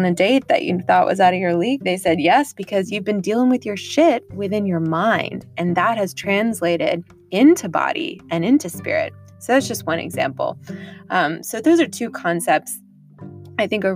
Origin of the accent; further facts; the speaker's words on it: Washington, District of Columbia, United States; also born or lived in Texas / England; primarily grew up on the East Coast in the Washington, D.C. area